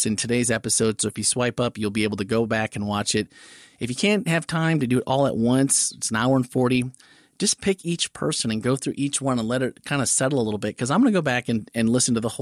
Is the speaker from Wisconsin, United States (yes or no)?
yes; northeastern Wisconsin, United States; growing up in the Midwest in Wisconsin, I literally didn't know any people, not just black. I didn't know any people of color until I got to high school, really, In northeastern Wisconsin